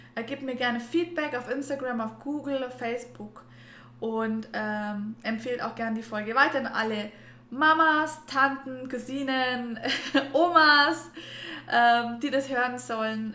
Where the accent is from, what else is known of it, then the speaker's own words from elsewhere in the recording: Germany; bei uns in Deutschland